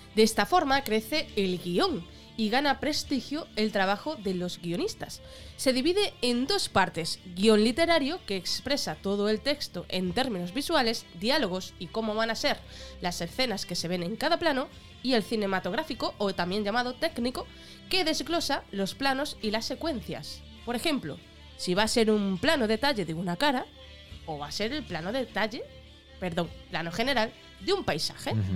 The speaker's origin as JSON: {"language": "Spanish", "region": "Extremadura", "country": "Spain", "said": "extremeños somos la caña"}